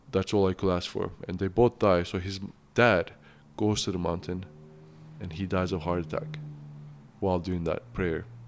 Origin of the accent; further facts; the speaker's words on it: Turkey; English is a second language; also born or lived in Kamloops, Canada; now in Canada; I'm from Turkey. It's a Muslim country.